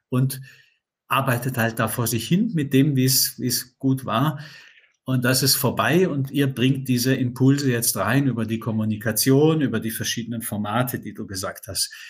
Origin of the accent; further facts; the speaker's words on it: Southern Germany, Germany; Ich komme aus dem Süddeutschen. Da gibt es ja viele so inhabergeführte Unternehmen, kleine, die mal mit einer Innovation oder einer Erfindung an den Start gegangen sind.